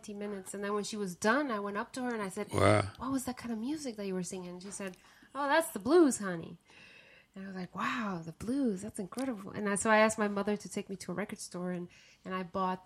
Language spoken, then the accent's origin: English; Guatemala; now in United States; I was born and raised in Guatemala